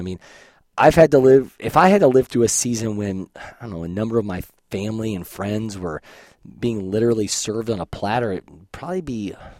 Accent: Columbus, Ohio, United States; I grew up around Columbus, Ohio

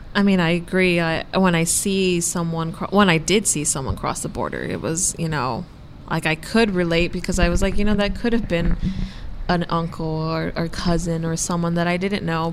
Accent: Brownsville, Texas, United States; I grew up in Brownsville, Texas

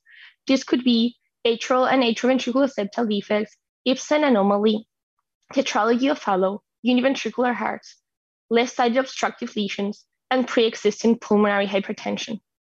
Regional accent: Madrid, Community of Madrid, Spain; moved away as an adult; now in Rochester, United States; I'm a cardiologist from Madrid, Spain. And now I'm undergoing my Congenital Heart Disease Fellowship at Mayo Clinic Rochester, US.

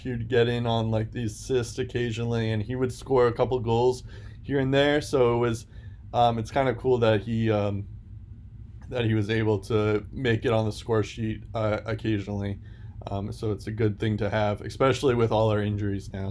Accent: United States; as an American

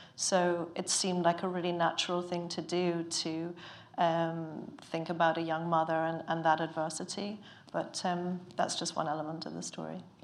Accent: Ireland; now in London, United Kingdom; I'm Irish, but I've lived in London for a long time

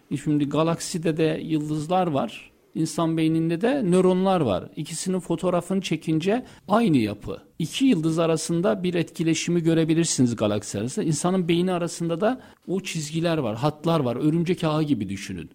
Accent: Istanbul, Turkey; ben turist değilim. Zaten biliyorum İstanbulluyum.

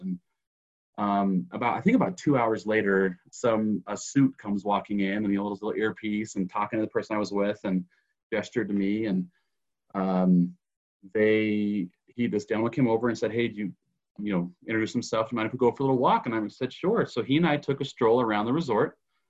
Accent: Utah, United States; I grew up in Utah.

